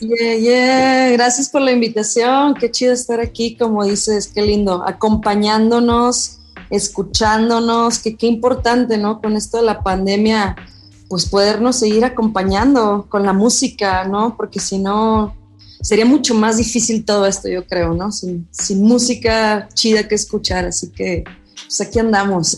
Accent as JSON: {"language": "Spanish", "town": "Monterrey", "region": "Nuevo León", "country": "Mexico", "tie": "born or raised there", "moved": "as an adult", "lives_now": "Mexico City, Mexico", "said": "nací, crecí en Monterrey"}